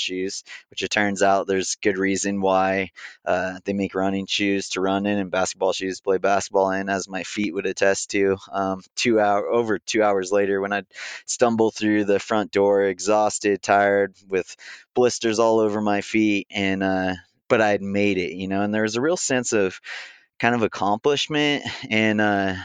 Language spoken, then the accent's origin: English; Big Bear Lake, California, United States; I grew up in Big Bear Lake in Southern California